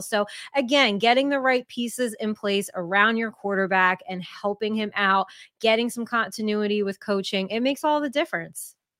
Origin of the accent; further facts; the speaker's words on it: Jersey Shore, New Jersey, United States; born and raised in New Jersey at the Jersey Shore